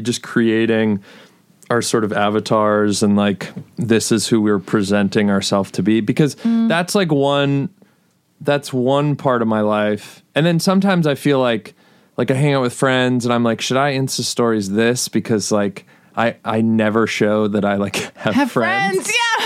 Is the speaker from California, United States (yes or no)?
yes; Ojai, California, United States; also born or lived in Los Angeles; I grew up in Ojai